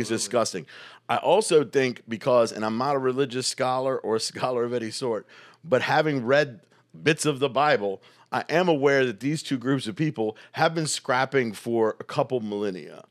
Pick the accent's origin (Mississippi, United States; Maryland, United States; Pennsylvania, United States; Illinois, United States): Maryland, United States; Baltimore; moved away as an adult; also born or lived in New York; now in Indianapolis, United States; when I grew up in Baltimore